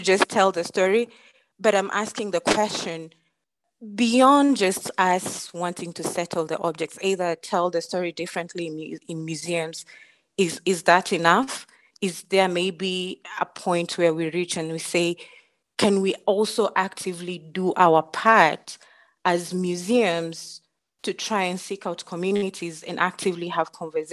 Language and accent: English; Mijikenda community, Coast, Kenya; moved away as an adult; now in Denver, United States; I come from the Mijikenda community. I'm the Ruma Bay tribe